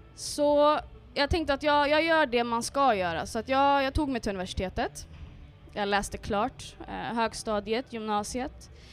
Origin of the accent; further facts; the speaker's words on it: Örebro, Örebro County, Sweden; moved away as an adult; also born or lived in Karlstad / Dubai; now in Stockholm, Sweden; Jag kommer från en förort som heter Vivalla som är ett väldigt utsatt område, socioekonomiskt utsatt område.